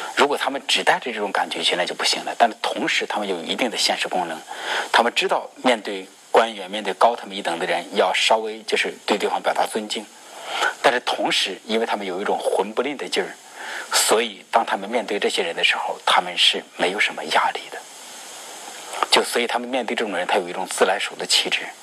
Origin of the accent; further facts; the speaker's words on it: rural Hebei, China; 我是河北的农村，我们那边的农村